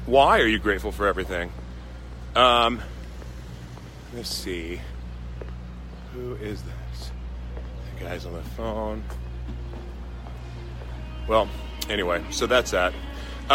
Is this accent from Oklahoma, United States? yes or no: yes; Oklahoma, United States; now in San Diego, United States; I'm from Oklahoma